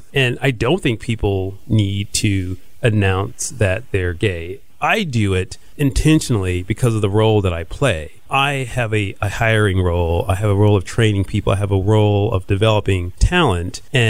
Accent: Houston, Texas, United States; I'm from Houston.

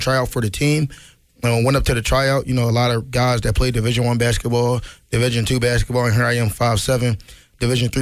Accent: Philadelphia, Pennsylvania, United States; I'm from Philly

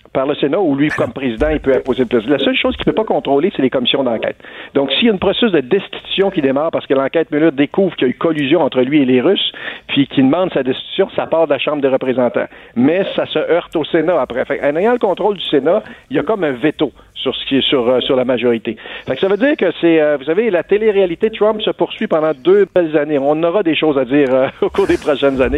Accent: Canada; chez nous au Canada

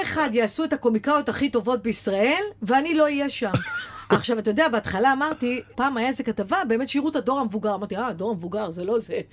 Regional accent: the Krayot, Haifa District, Israel; moved away; אני באה מהקריות

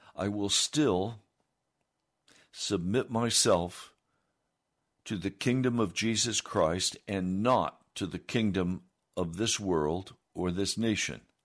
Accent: United States

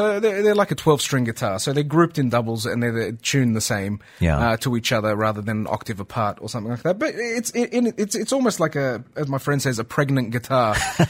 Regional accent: Australia; moved away as an adult; also born or lived in Egypt; now in Dubai, United Arab Emirates; I was born in Egypt and my family immigrated to Australia when I was two.

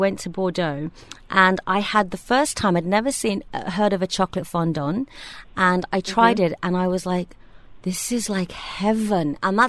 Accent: Birmingham, West Midlands, United Kingdom; now in Dubai, United Arab Emirates; my hometown. They started opening in Birmingham

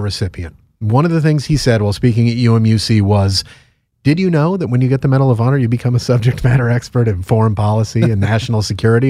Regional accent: Connecticut, United States; also born or lived in Long Island, New York; I'm from the New York City metropolitan area in southwest Connecticut

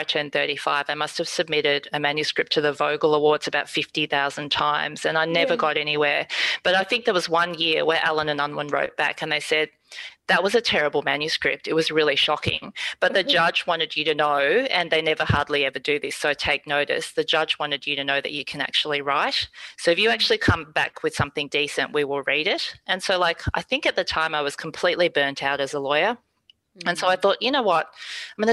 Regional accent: Singapore; we're not from mainland China, for example. I'm from Singapore.

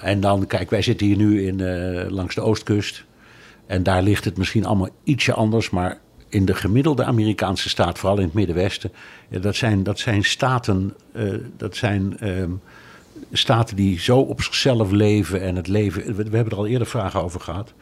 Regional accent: Netherlands; moved away; ik kom uit Nederland

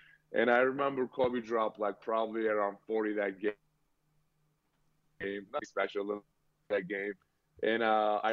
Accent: Turkey; now in Boston, United States; Well, I grew up in Turkey

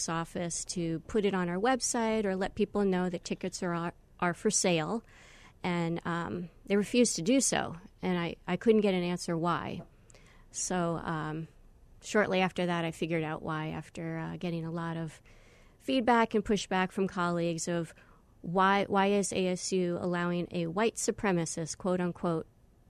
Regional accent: Long Island, New York, United States; I'm a New York native. I grew up in Long Island, and I don't have an accent anymore, so don't ask me to impersonate anybody.

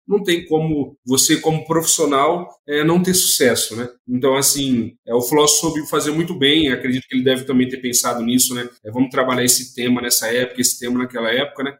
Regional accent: Nova Esperança, Paraná, Brazil; sou natural lá do Paraná, de uma cidade chamada Nova Esperança, fica ali próximo a Maringá, Londrina

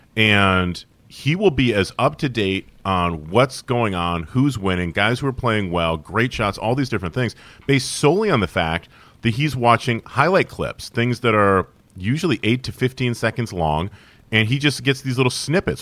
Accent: Syracuse, New York, United States; Growing up in Syracuse, New York in the eighties and the early nineties

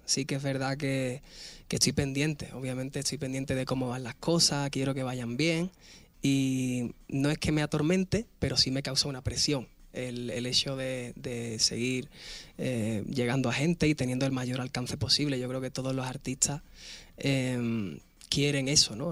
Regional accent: Spain; yo soy español

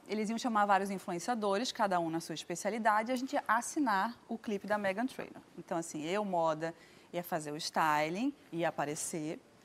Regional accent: Recife, Pernambuco, Brazil; Eu sou de Recife, tô acostumada aqui

